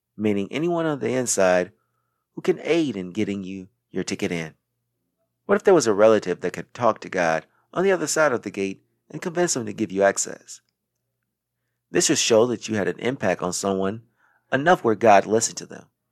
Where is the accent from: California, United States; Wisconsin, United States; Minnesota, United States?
Wisconsin, United States; Racine; moved away as an adult; also born or lived in South Carolina / New York City; I was born on September twentieth, nineteen eighty-seven, in Wisconsin. And once I was school age, I went to Jefferson Lighthouse Elementary School in Racine, Wisconsin